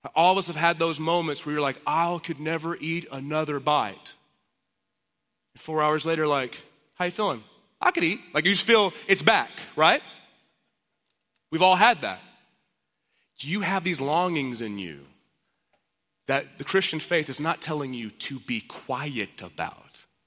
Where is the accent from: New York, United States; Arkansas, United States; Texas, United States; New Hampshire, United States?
Texas, United States; Dallas; now in Austin, United States; I'm from Dallas